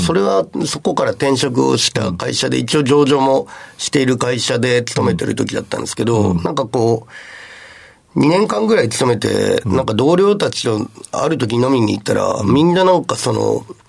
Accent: Matsue, Shimane, Japan; moved away; 島根県の松江市というすごい田舎町から、はい、出てきました

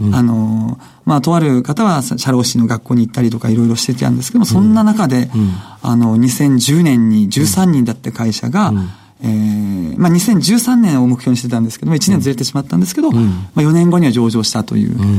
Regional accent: Yame, Fukuoka, Japan; 福岡県八女市

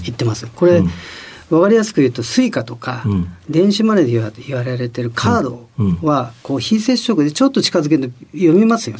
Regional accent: Yokohama, Kanagawa, Japan; also born or lived in Tokyo / Chiba; 生まれは東京なんですよ、はい、で千葉、はい、あ育ちはもうほとんどが神奈川の横浜になっています

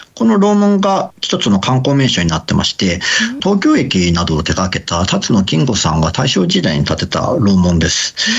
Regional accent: Kagoshima, Japan; also born or lived in Tokyo; now in Saga, Japan; 私の出身は鹿児島県です。

